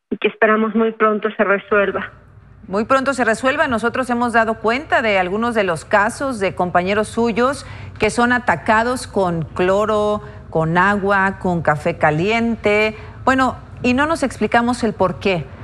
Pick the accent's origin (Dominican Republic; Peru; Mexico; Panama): Mexico; necesitamos como mexicanos